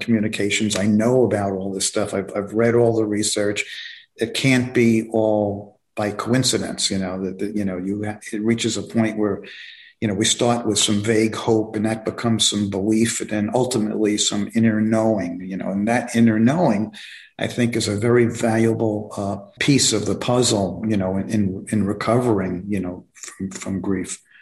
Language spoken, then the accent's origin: English; New York City, New York, United States; moved away as an adult; also born or lived in Long Island, New York; now in Florida, United States; I grew up in New York, um, in Brooklyn, New York